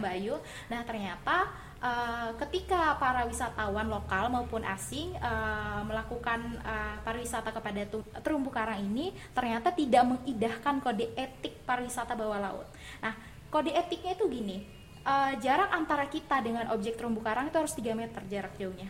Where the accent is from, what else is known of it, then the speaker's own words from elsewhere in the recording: Kalimantan, Indonesia; now in Malang, Indonesia; saya berasal dari Pulau Kalimantan